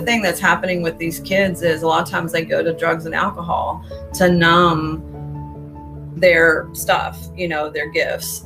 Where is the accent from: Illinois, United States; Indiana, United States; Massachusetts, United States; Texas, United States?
Texas, United States; Houston; moved away as an adult; also born or lived in Austin, Texas / Boulder, Colorado; now in Houston, United States; i grew up in spring branch okay. um, mostly i was born in austin